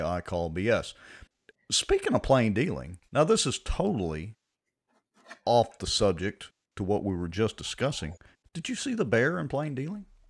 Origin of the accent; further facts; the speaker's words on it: Ruston, Louisiana, United States; I'm graduated from Ruston High